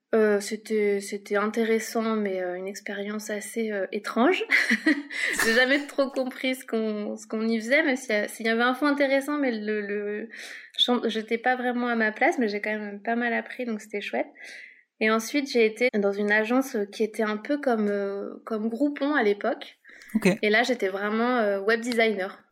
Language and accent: French; Paris, Île-de-France, France; moved away as an adult; now in Lyon, France; à la base je viens de Paris